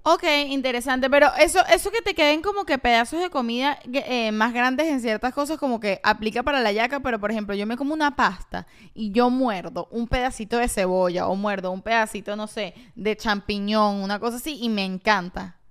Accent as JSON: {"language": "Spanish", "country": "Venezuela", "moved": "yes", "said": "yo soy una venezolana"}